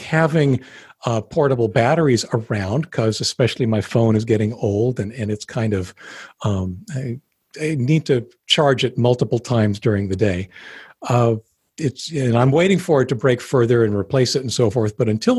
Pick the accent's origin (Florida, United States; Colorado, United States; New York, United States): Colorado, United States; Denver; I'm from Denver. I know what I'm doing.